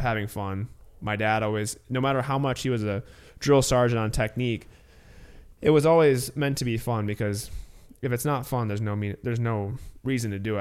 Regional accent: Illinois, United States; growing up in Illinois, um, I went to sc-, public school through eighth grade

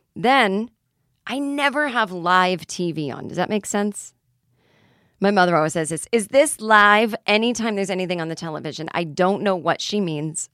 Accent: Boston, Massachusetts, United States; moved away; I will die of shame in my hometown if it's not sold out.

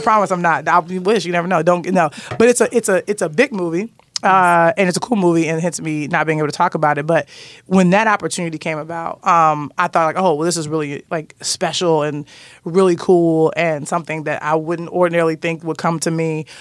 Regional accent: Chicago, Illinois, United States; I'm from Chicago

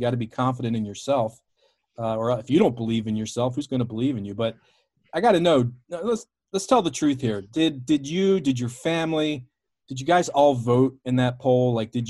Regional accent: Baltimore, Maryland, United States; Baltimore, which of course is my hometown

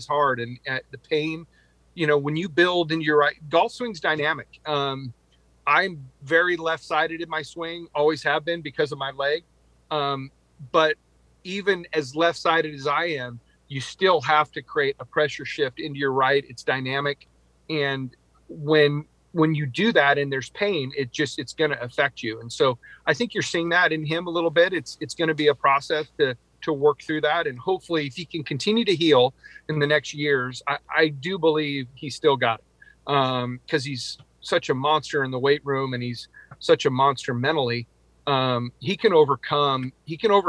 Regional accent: Eugene, Oregon, United States; It's been my life growing up in Oregon and Eugene

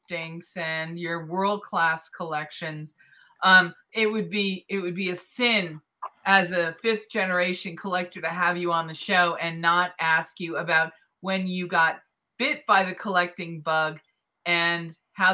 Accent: Boston, Massachusetts, United States; moved away; Boston's my hometown

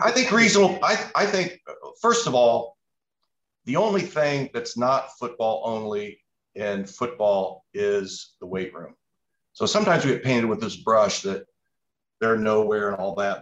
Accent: Indianapolis, Indiana, United States; I grew up in Indianapolis

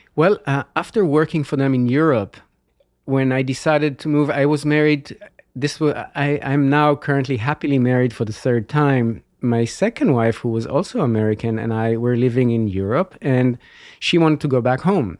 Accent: Israel; moved away as an adult; now in California, United States; I was born and grew up in Israel

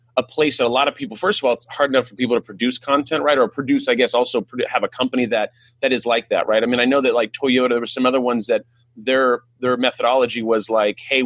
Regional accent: California, United States; first language English; I'm like from California

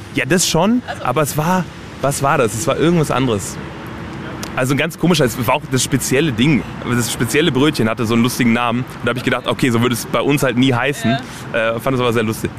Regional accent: Germany; first language German; meine Eltern kommen aus Polen. Ich bin aber in Deutschland geboren und, und quasi komplett auch mit der deutschen Sprache aufgewachsen

